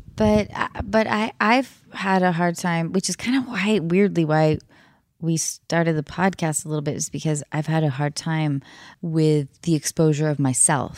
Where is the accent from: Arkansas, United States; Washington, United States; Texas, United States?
Washington, United States; Edmonds; moved away; North of Seattle in Edmonds